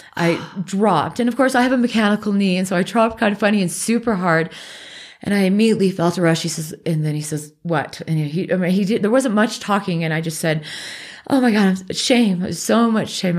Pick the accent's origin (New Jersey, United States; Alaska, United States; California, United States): Alaska, United States; moved away; also born or lived in Pacific Northwest; I grew up in Alaska and then we moved to the Northwest.